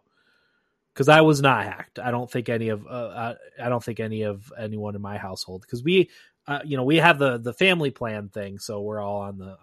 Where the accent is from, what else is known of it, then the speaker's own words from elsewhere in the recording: New York, United States; as a New Yorker